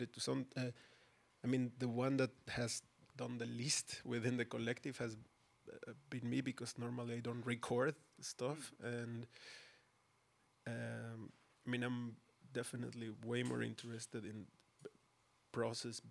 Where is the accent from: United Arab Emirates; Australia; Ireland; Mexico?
Mexico; Mexico City; now in Berlin, Germany; I myself, born and raised in Mexico City